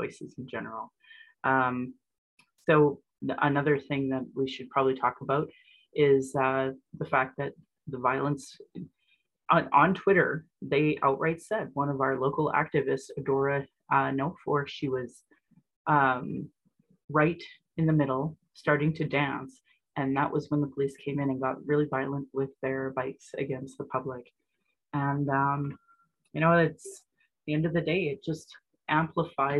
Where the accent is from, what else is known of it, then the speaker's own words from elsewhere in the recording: Calgary, Alberta, Canada; born and raised in Alberta